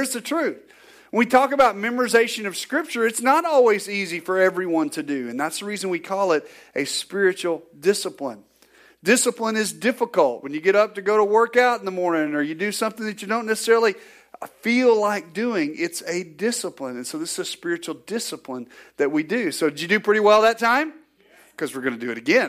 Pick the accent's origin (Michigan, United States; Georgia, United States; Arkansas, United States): Arkansas, United States; Northwest; growing up in Northwest Arkansas, we raised cattle